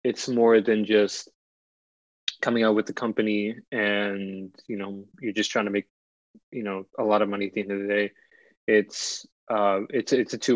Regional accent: Ohio, United States; also born or lived in Washington, D.C.; I moved out to Ohio for, you know, my most of my childhood years

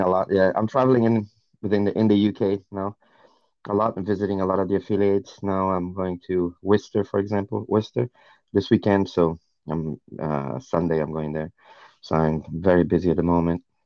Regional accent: Northeast Region, Brazil; moved away as an adult; also born or lived in United States; now in United Kingdom; my hometown in Brazil, in the northeast of Brazil

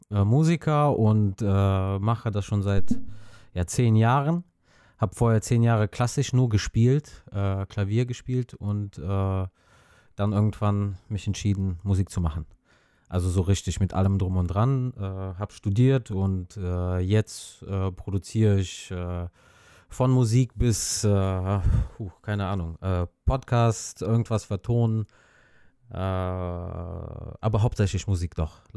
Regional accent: Azerbaijan; now in Neuss, Germany; ursprünglich komme ich aus Aserbaidschan.

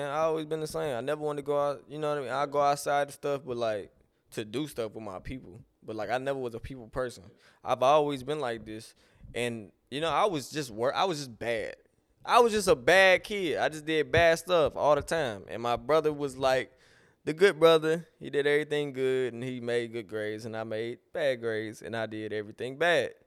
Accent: Lake Charles, Louisiana, United States; I'm from Lake Charles, Louisiana.

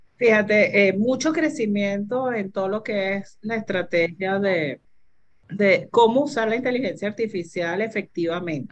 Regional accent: Venezuela; Los venezolanos somos capaces de manejar eso y yo más venezolana que nadie

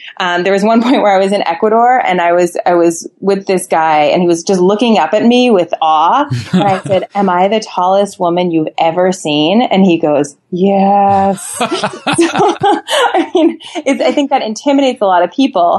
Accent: Boston, Massachusetts, United States; I was born in Boston and it's in my soul.

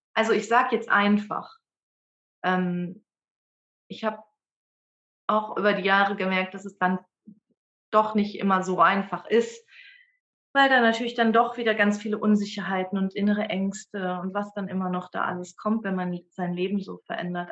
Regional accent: Dortmund, North Rhine-Westphalia, Germany; moved away; also born or lived in Bremen; geboren bin ich und aufgewachsen bin ich in Dortmund

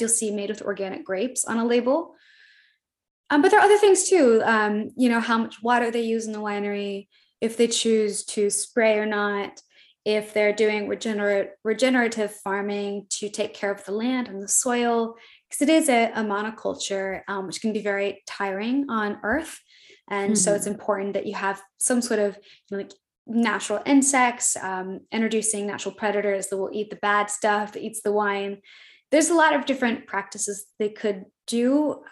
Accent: Midwest, United States; I'm from the Midwest. I I have a lot of humility and is how I was raised

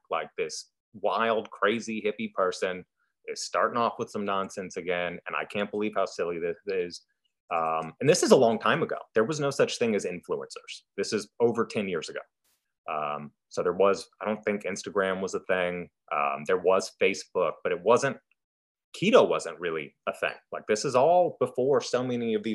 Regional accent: United States; also born or lived in Idaho; Here in the States

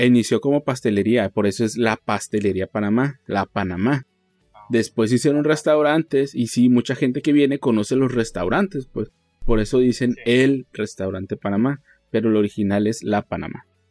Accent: Mexico; como somos mexicanos

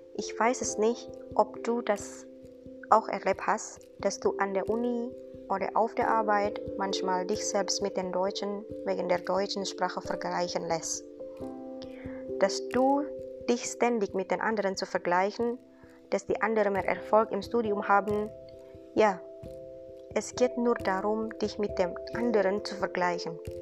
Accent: Indonesia; German is a second language; moved away as an adult; now in Giessen, Germany; ich komme aus Indonesien

